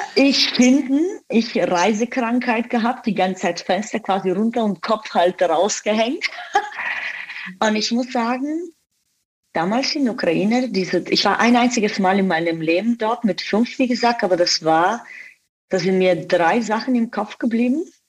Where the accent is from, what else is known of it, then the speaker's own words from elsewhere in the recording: Bulgaria; German is a second language; moved away as an adult; also born or lived in Dubai; now in Germany; aber tatsächlich bin ich in Bulgarien aufgewachsen